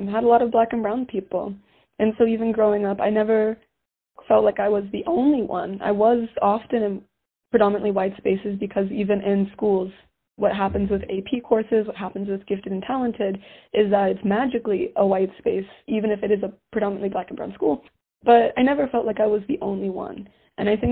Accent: Colorado Springs, Colorado, United States; also born or lived in Georgia; I grew up in the Springs most of my life

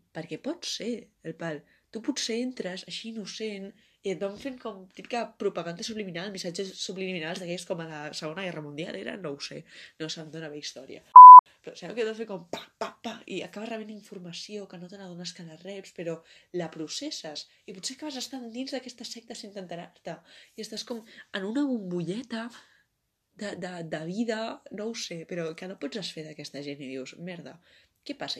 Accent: Barcelona, Catalonia, Spain; jo sóc de Barcelona

